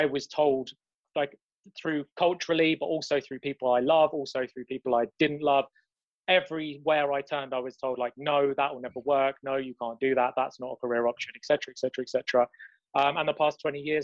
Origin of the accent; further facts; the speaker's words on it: London, United Kingdom; It's London, we don't have any sun